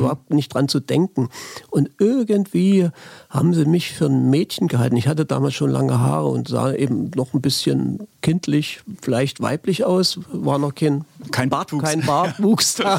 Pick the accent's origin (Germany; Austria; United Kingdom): Germany; Halle, Saxony-Anhalt; also born or lived in Leipzig; ich bin in Leipzig geboren, in Halle aufgewachsen